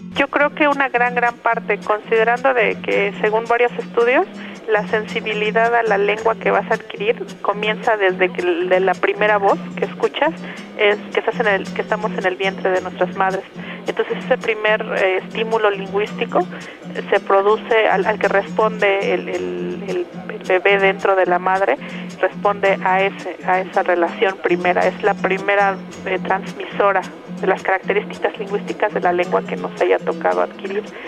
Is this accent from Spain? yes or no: no; Ayutla, Oaxaca, Mexico; first language Mixe; Spanish is a second language; Soy mije de la Sierra de Oaxaca